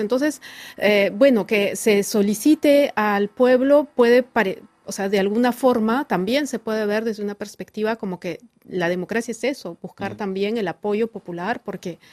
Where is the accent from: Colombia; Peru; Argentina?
Peru; como peruana